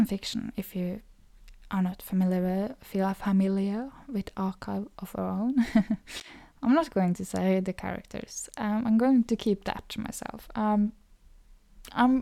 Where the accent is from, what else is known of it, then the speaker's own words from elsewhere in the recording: Norway; accent: Norwegian; first language Norwegian; English is a second language; Norwegian too, which is my native language